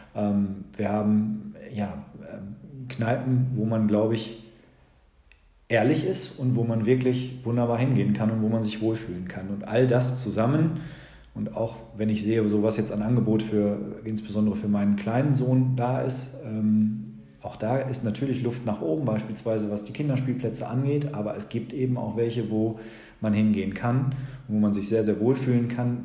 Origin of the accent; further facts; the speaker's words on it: Lüdenscheid, North Rhine-Westphalia, Germany; also born or lived in Bochum; gebürtiger Lüdenscheider. Bin eigentlich nur für das Studium nicht in Lüdenscheid gewesen